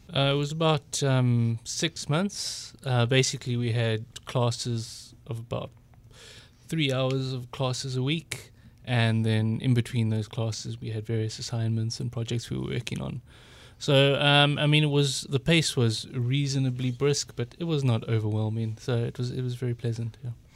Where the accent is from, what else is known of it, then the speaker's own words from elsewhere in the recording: South Africa; moved away as an adult; now in United States; I'm from South Africa, and, um, I came here in July two thousand eighteen